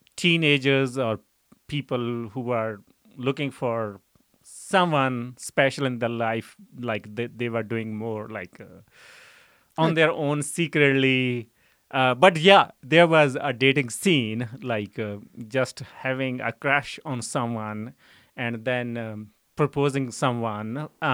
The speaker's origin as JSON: {"language": "English", "town": "Siad", "region": "Punjab", "country": "India", "tie": "born there", "said": "So I was born in a small village. The name of village is Siad. So I was born in a farming family."}